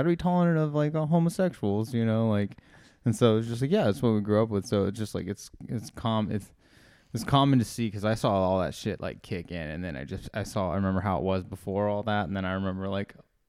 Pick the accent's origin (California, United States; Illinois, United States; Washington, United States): California, United States; Fresno; Fresno, where you have your shows coming out, dude.